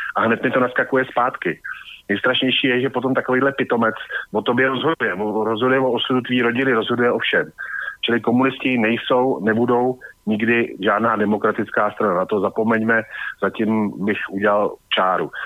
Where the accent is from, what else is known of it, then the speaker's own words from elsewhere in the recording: Prague, Czechia; jsem samozřejmě Pražák